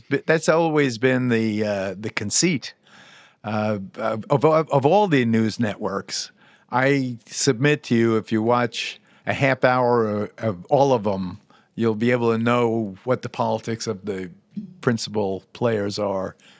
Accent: United States; also born or lived in Puerto Rico (family heritage); as an American Jew

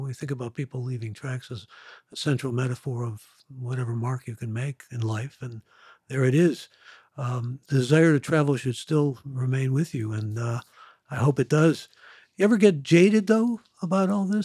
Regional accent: Ohio, United States; moved away; I'm from Ohio originally

